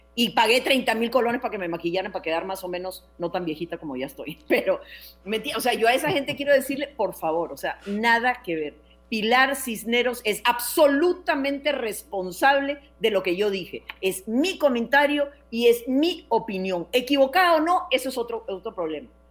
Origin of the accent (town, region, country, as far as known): Costa Rica